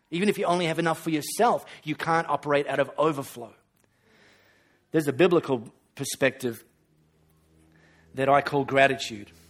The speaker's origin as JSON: {"language": "English", "country": "Australia", "said": "When you travel to a developing country, you don't have to say, oh, I'm so sorry, I'm from Australia. I've got running water."}